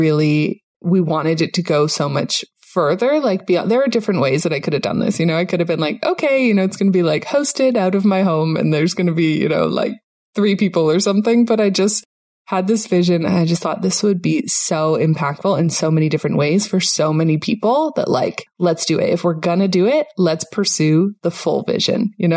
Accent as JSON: {"language": "English", "country": "Canada", "tie": "born or raised there", "moved": "as an adult", "lives_now": "Panama", "said": "myself and my whole family, we grew up in Canada"}